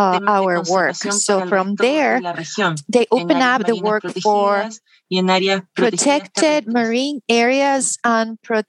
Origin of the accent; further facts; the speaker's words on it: Puerto Natales, Magallanes, Chile; I was born in Puerto Natales, a small town at the very south of Chile. So I did all high school there.